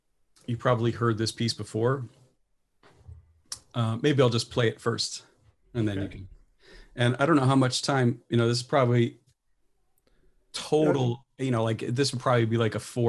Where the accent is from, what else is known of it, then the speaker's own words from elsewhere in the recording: Midwest, United States; as a Midwesterner born into a military family